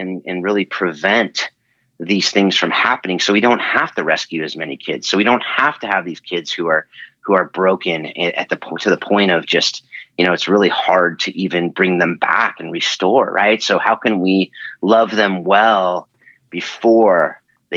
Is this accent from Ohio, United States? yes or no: no; Southern California, United States; moved away as an adult; also born or lived in Hawaii / Georgia / Nashville; now in Northern California, United States; I'm born and raised on Southern Cal. And now I'm up in Northern California